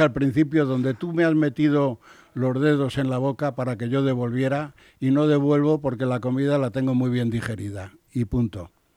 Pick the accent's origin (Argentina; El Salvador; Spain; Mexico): Spain; como español